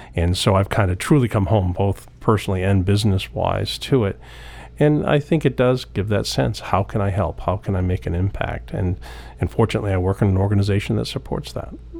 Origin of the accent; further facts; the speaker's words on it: Old Town, Maine, United States; I grew up in Old Town.